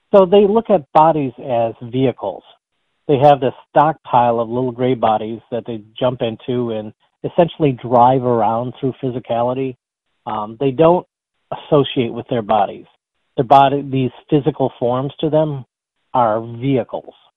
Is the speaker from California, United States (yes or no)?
no; Sterling Heights, Michigan, United States; now in Clawson, United States; I grew up in Sterling Heights, um, lived there until I was my early 20s, and then moved to the Royal Oak Clawson area.